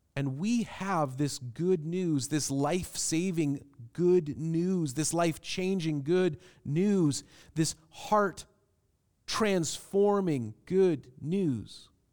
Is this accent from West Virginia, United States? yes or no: no; Everett, Washington, United States; also born or lived in Seattle; when I was in kindergarten, we couldn't afford to live in Seattle anymore, so we moved. And I grew up in Everett, Washington